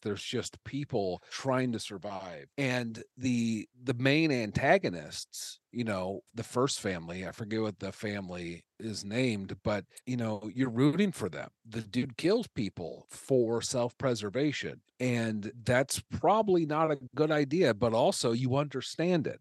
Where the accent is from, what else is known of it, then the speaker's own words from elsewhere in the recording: Omaha, Nebraska, United States; moved away as an adult; also born or lived in Chicago / Los Angeles; I'm from Omaha. I lived in Chicago and Los Angeles for a while. I moved back here a couple years ago.